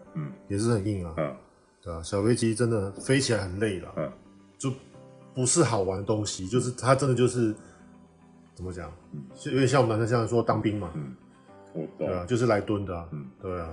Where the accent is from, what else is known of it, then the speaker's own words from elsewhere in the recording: Taiwan; moved away as an adult; also born or lived in Vanuatu; 我们台湾人有很多时候来出国之前都会说